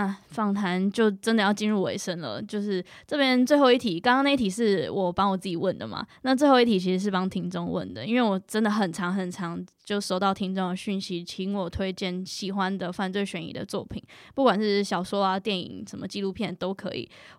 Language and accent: Chinese; Taiwan; 因为像我就是在台湾长大的